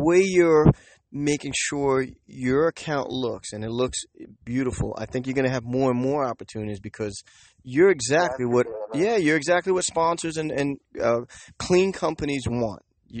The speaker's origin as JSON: {"language": "English", "region": "New York", "country": "United States", "tie": "born or raised there", "said": "I'm born and raised in Manhattan, but I don't really do the city thing anymore."}